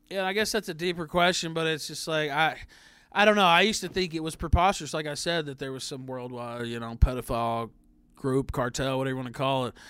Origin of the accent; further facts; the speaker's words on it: the South, United States; I'm from the South.